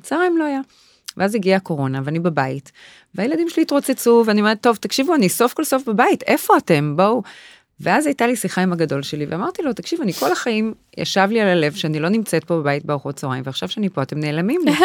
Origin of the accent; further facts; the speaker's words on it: Tel Aviv, Tel Aviv District, Israel; אני אה. מתל אביב, מרמת אביב